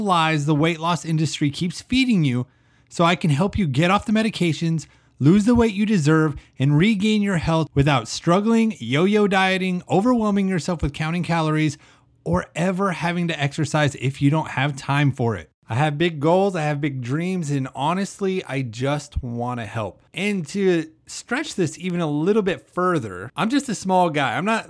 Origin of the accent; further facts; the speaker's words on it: Idaho, United States; Now, if you don't know, I moved from Idaho. So I'm used to the cold, the mountains and everything. And my mom just told me the other day that it's been in the 30s back home.